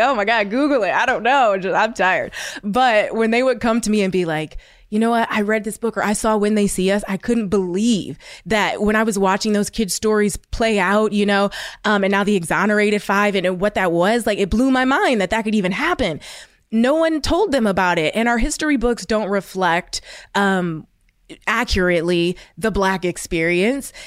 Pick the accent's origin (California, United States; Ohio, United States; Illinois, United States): Ohio, United States; I'm from Ohio, and I, you know, I went to an all-white school